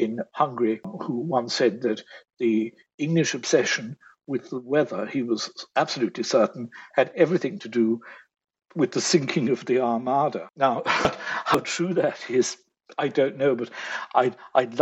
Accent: Ireland; as an Irishman

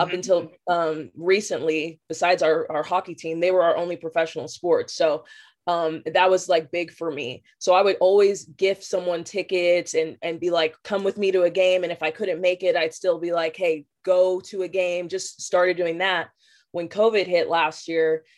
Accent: Las Vegas, Nevada, United States; born and raised in Las Vegas

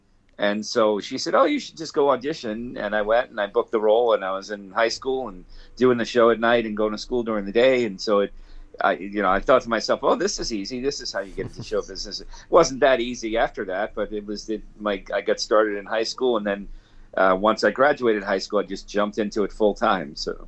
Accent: New Jersey, United States; I grew up in New Jersey, so right across the river from New York City.

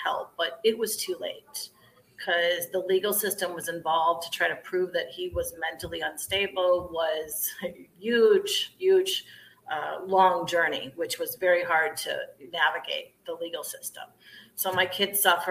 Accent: Ohio, United States; moved away as an adult; also born or lived in upstate New York; now in Chicago, United States; I'm a Midwestern girl, so I'm originally from Ohio and then came to upstate New York to go to college and settled back in the Midwest

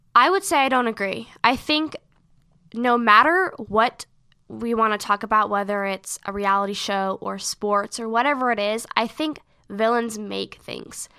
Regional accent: Seattle, Washington, United States; we are from Seattle

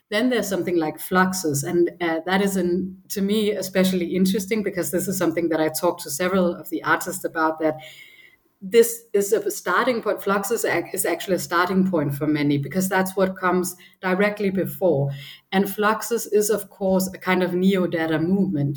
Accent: Copenhagen, Capital Region of Denmark, Denmark; moved away as an adult; also born or lived in Berlin; I grew up in Copenhagen

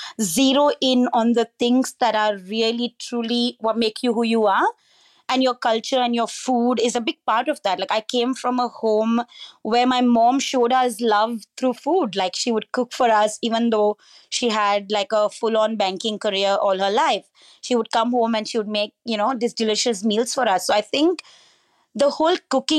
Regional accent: Goa, India; So I was born and raised in Goa in India, with what I call all the joys of small town life. Great beaches, great seafood.

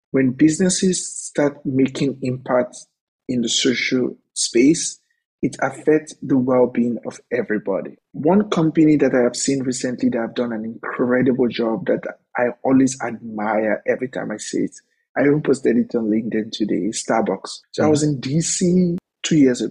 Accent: Warri, Delta, Nigeria; moved away as an adult; now in United States; I'm the first openly gay man from Nigeria

